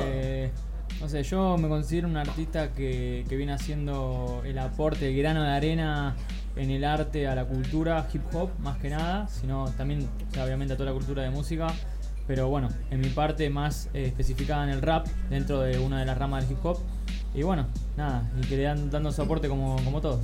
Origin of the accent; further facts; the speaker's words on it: Argentina; accent: Argentine; now in Barcelona, Spain; en nuestro acento, argentinos